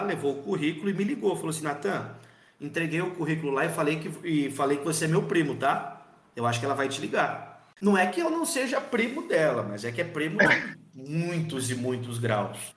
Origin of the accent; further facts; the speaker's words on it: Bauru, São Paulo, Brazil; Eu voltei para Bauru, né? Que eu sou aqui de Bauru.